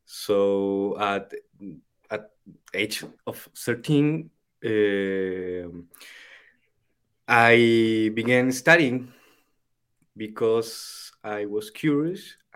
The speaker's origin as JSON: {"language": "English", "country": "Chile", "first_language": "Spanish", "second_language": "English", "said": "I'm from the El Kibale in the Chilean Andes"}